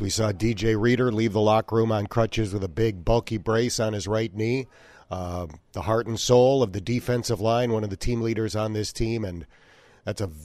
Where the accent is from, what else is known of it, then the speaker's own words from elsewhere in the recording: Azle, Texas, United States; now in Cincinnati, United States; Country kid. I'm from Azle, Texas, outside of Fort Worth.